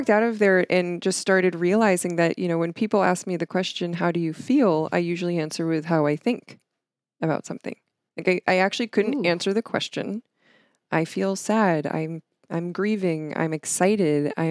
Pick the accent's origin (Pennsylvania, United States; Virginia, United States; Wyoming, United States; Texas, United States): Pennsylvania, United States; Stroudsburg; Stroudsburg, Pennsylvania.